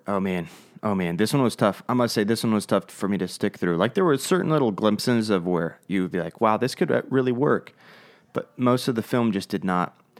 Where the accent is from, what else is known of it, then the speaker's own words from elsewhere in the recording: United States; we're American and not English